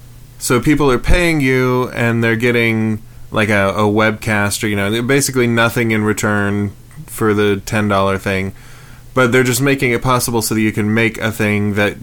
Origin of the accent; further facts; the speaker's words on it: Canada; and I'm Canadian